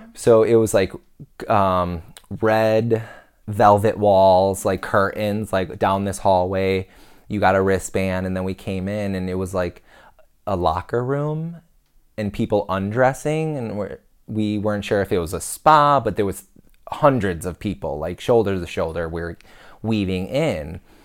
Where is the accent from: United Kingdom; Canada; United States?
United States; we're American